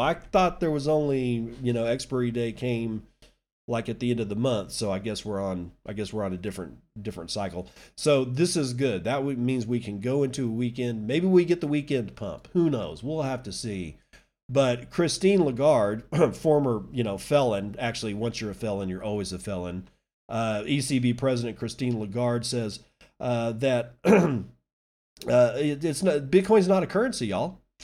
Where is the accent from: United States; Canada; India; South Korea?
United States; Midland; my hometown of Midland